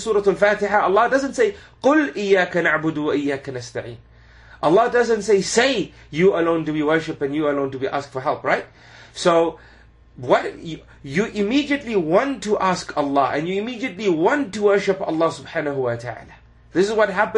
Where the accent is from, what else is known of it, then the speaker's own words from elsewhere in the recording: Zimbabwe; moved away; also born or lived in United Kingdom; when I grew up in Zimbabwe and even in the UK